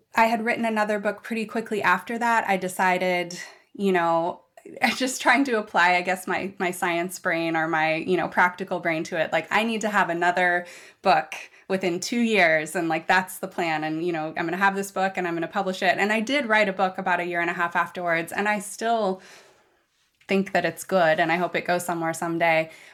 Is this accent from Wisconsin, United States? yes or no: no; Seattle, Washington, United States; I was born and raised in West Seattle